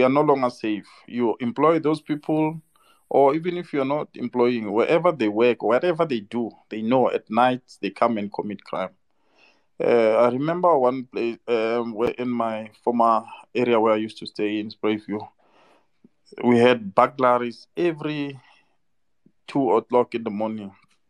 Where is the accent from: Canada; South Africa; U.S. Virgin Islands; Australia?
South Africa; So us as South Africans